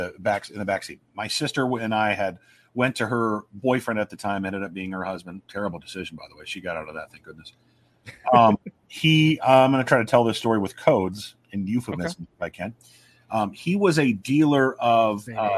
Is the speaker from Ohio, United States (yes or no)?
no; Omaha, Nebraska, United States; Omaha. Oh, no, it's my hometown